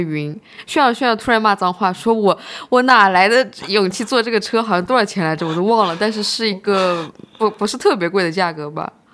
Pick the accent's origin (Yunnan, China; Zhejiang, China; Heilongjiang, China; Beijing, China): Zhejiang, China; Hangzhou; 但是我们杭州人就会去啊